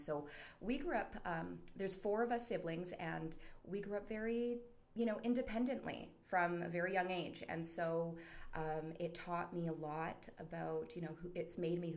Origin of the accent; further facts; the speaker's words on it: Chilliwack, British Columbia, Canada; moved away as an adult; also born or lived in Mexico City, Mexico / Toronto, Canada / Kelowna, Canada; now in Calgary, Canada; I grew up in Chilliwack, BC, and went to college in Kelowna, moved out to Calgary about 10 years ago